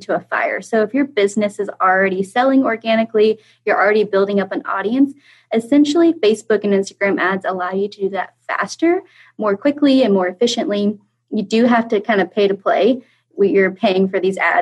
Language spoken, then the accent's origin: English; Kansas, United States; also born or lived in London, England; So I am from Kansas. I actually live in the center of the center state in the United States. I grew up going to school here, going to college here